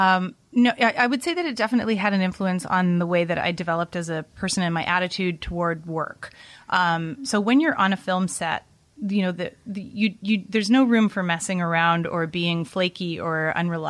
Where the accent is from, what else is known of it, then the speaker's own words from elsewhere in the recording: Vancouver, British Columbia, Canada; I was growing up in Vancouver, Canada